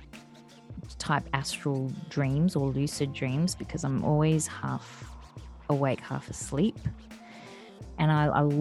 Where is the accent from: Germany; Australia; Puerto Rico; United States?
Australia; Western Australia; from my home state of Western Australia